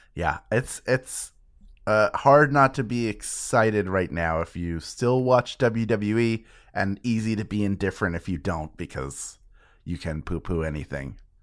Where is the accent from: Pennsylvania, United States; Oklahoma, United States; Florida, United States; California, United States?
Pennsylvania, United States; Philadelphia; It's my hometown